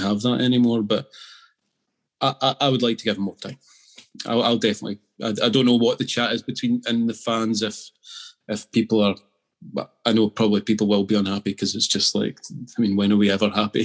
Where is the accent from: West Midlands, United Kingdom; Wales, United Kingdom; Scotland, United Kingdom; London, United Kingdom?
Scotland, United Kingdom; Being Scottish and being an Aberdeen fan